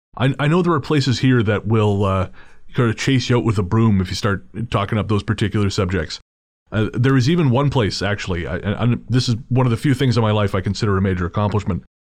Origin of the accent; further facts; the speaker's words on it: Revelstoke, British Columbia, Canada; my hometown of Revelstoke